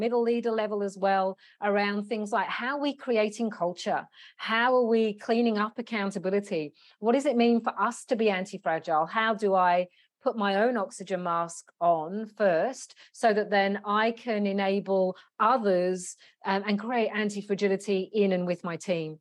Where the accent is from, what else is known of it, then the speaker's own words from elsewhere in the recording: London, United Kingdom; now in Australia; I'm originally from London in the UK.